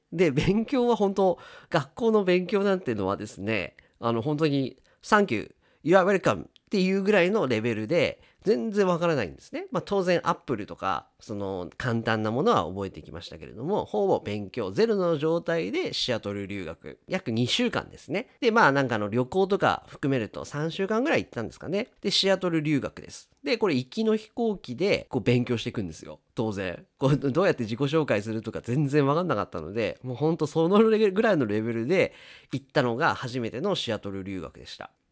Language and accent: Japanese; Japan; 私たち日本人